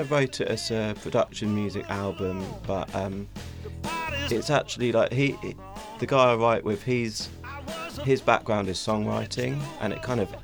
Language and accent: English; Battle, South East England, United Kingdom; moved away as an adult; now in London, United Kingdom; I grew up in a little town called Battle, which is near Hastings